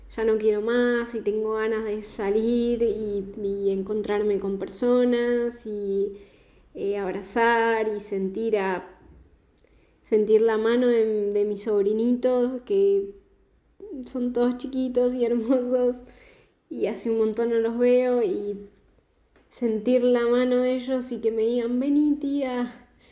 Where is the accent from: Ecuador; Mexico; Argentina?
Argentina; southern Patagonia; now in Buenos Aires, Argentina; Actualmente estoy viviendo en Buenos Aires, en Capital Federal, pero soy del sur de la Patagonia